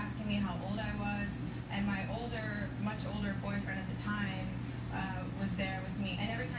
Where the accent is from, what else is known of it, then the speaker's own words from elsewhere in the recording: Wilmington, Delaware, United States; I'm from Wilmington, Delaware.